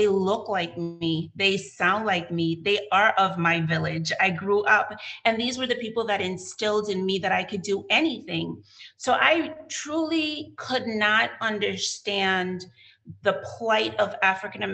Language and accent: English; U.S. Virgin Islands; accent: Crucian; now in United States; I go into the Cruzan